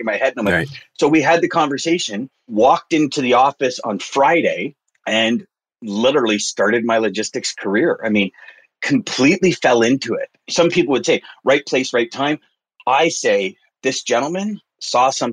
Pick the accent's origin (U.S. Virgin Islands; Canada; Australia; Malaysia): Canada; Montreal, Quebec; I grew up in Quebec in the West Island, which is a suburb of Montreal